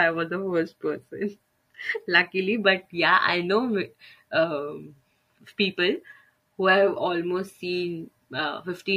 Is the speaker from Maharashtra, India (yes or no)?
no; Delhi, India; I am born and brought up in Delhi